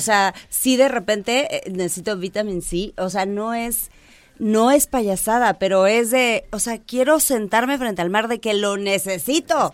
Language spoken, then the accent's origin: Spanish; Mexico; somos nosotros los mexicanos